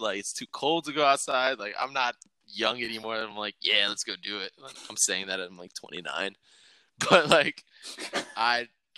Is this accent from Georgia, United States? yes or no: yes; Atlanta, Georgia, United States; moved away as an adult; now in Chicago, United States; I grew up in Atlanta until I was like 18, and I spent like 10 years almost in Chicago